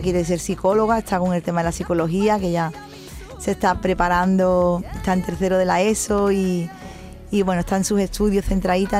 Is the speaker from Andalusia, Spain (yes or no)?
yes; Cádiz, Andalusia, Spain; Cádiz y que es donde yo he nacido